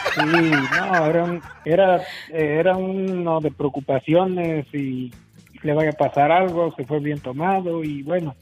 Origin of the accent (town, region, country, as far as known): Colotlán, Jalisco, Mexico; born or raised there; moved away